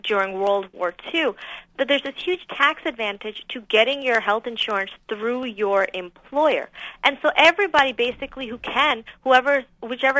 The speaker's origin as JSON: {"language": "English", "region": "Southern California", "country": "United States", "also_born_or_lived": "Irvine, California", "said": "I'm from Southern California where it's always very warm"}